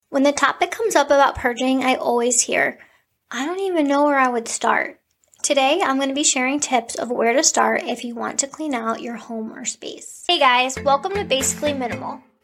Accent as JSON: {"language": "English", "town": "Cleveland", "region": "Ohio", "country": "United States", "said": "I am from Cleveland."}